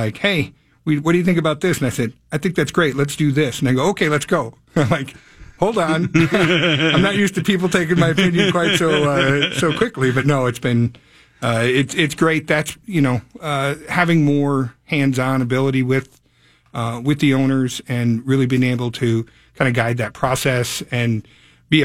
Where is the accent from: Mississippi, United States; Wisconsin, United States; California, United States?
Wisconsin, United States; Chippewa Falls; now in Minnesota, United States; I'm actually from Chippewa Falls, mm-hmm. Wisconsin originally